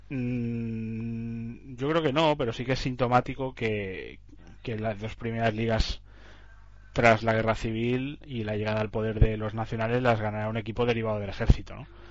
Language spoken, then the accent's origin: Spanish; Catalonia, Spain; como catalanes que somos